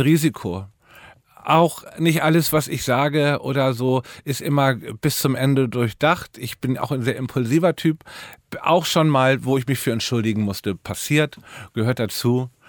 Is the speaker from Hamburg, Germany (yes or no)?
yes; Hamburg, Germany; also born or lived in Norderstedt area; now in Berlin, Germany; bin in Hamburg mitten im Herzen von Eimsbüttel, St. Pauli aufgewachsen.